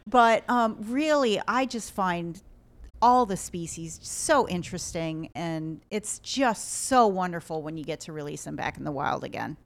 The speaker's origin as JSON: {"language": "English", "region": "Ohio", "country": "United States", "also_born_or_lived": "South Carolina / Rhode Island", "moved": "as an adult", "said": "I'm from Ohio"}